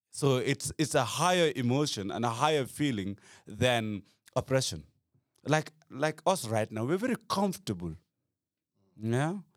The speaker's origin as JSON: {"language": "English", "country": "Gambia", "said": "I come from Gambia"}